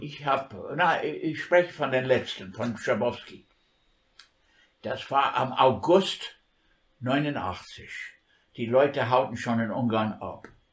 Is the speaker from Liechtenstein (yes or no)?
no; New York, United States; German is a second language; moved away as an adult; now in Germany; New York, das ist meine Heimatstadt